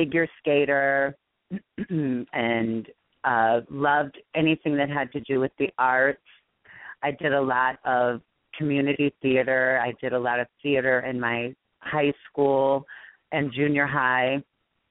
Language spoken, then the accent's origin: English; Waterloo, Iowa, United States; moved away; also born or lived in Hawaii / Chicago; I'm from Waterloo, Iowa, which is not a super small town, but obviously next to Chicago. It's a smaller town in Iowa. Very laid. I mean, it's like a laid back place, but it's a great place to grow up